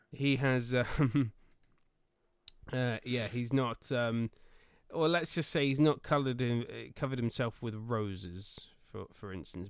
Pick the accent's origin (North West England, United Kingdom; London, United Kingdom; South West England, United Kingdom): South West England, United Kingdom; Swindon; Swindon Town Football Club. It is my hometown club.